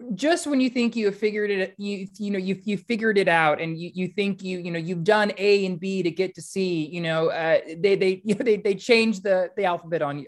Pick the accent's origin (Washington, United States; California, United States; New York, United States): California, United States; Central Valley; moved away; I've lived a lot of places since, since growing up in the Central Valley